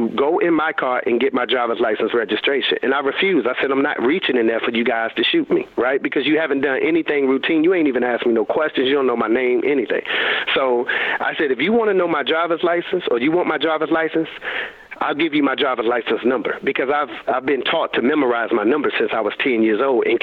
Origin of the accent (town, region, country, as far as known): Raleigh, North Carolina, United States; born or raised there